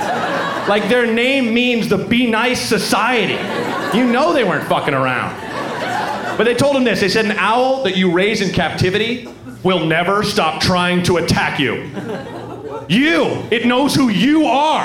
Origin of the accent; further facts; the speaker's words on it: Oregon, United States; I'm from Oregon